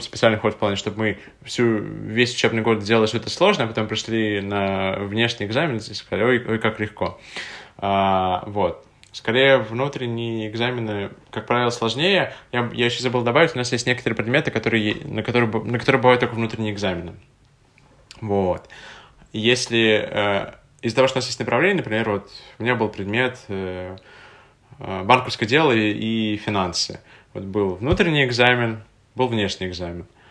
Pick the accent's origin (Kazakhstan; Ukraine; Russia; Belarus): Russia; Tatarstan; now in Moscow, Russia; откуда я родом, в Республику Татарстан